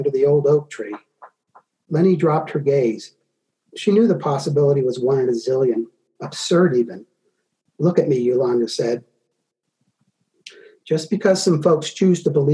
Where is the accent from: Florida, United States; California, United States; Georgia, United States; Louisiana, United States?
Georgia, United States; moved away; also born or lived in Tennessee / the Carolinas; I'm originally from Georgia